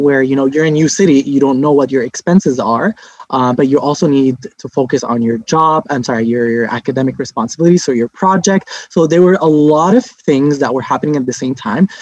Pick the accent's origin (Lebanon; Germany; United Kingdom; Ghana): Lebanon; now in Montreal, Canada; I'm originally from Lebanon